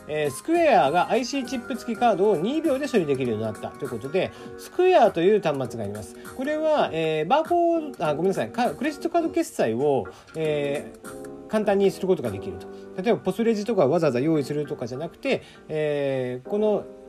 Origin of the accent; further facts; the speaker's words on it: Kyushu, Japan; 九州出身ですので